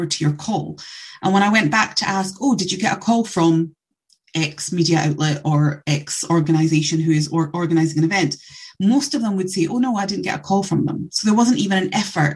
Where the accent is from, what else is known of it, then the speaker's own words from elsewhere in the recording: Scotland, United Kingdom; I'm born and bred in Scotland